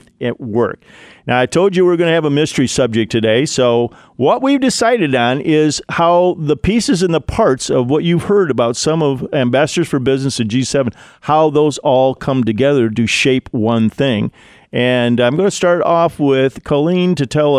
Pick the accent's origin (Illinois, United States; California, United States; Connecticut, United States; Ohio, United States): Illinois, United States; Libertyville; up in Libertyville, my hometown